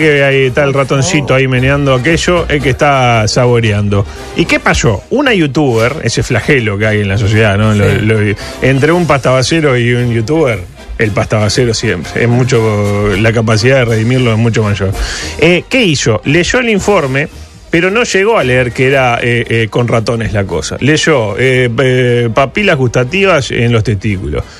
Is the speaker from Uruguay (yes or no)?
yes; Uruguay; como buen uruguayo